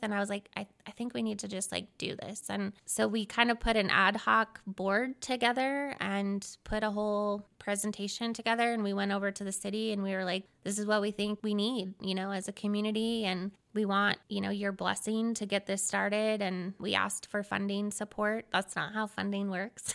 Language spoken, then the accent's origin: English; Seattle, Washington, United States; moved away as an adult; now in Ogden, United States; I'm originally from Seattle, Washington.